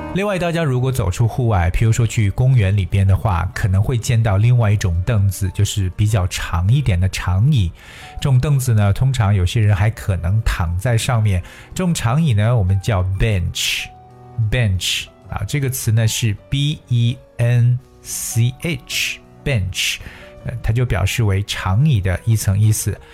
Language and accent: Chinese; China